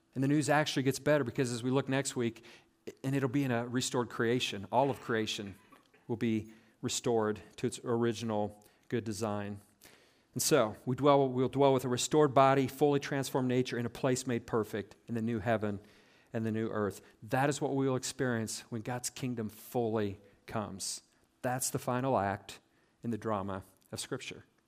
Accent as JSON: {"language": "English", "region": "South Central Nebraska", "country": "United States", "tie": "born or raised there", "said": "growing up in South Central Nebraska"}